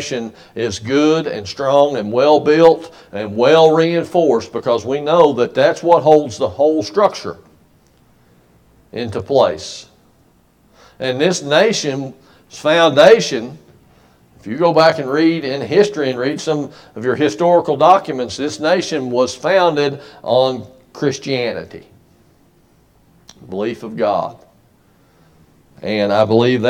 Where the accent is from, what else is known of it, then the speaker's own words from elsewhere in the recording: United States; we as an American people